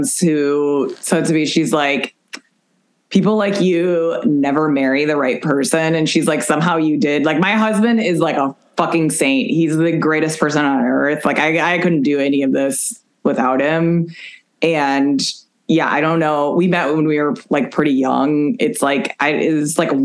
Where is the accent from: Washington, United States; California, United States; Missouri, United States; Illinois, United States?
Illinois, United States; Chicago; I'm from Chicago